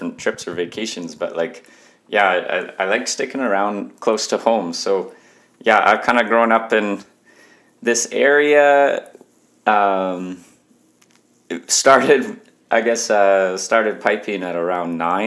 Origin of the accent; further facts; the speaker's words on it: Alberta, Canada; I'm Canadian